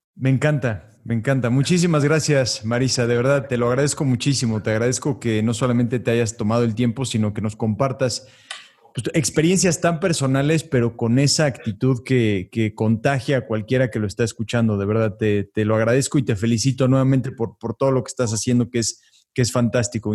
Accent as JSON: {"language": "Spanish", "country": "Mexico", "said": "Te lo digo como mexicano"}